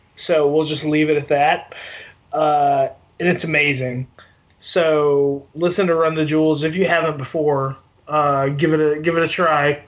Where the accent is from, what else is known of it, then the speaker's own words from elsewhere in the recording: Arkansas, United States; I grew up in Arkansas